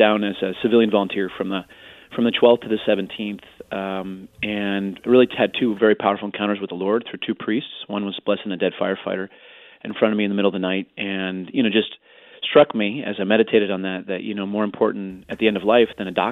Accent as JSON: {"language": "English", "town": "Carmel", "region": "Indiana", "country": "United States", "tie": "born or raised there", "also_born_or_lived": "Arlington Heights, Illinois / Chicago, Illinois", "moved": "as an adult", "lives_now": "New York, United States", "said": "I was actually born in Arlington Heights, Illinois, and then I grew up in Carmel, Indiana"}